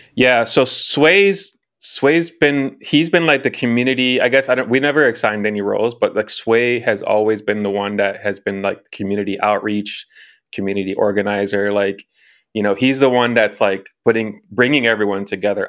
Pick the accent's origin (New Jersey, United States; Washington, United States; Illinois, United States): Illinois, United States; Chicago; now in Los Angeles, United States; originally from Chicago, born and raised, currently living in Los Angeles.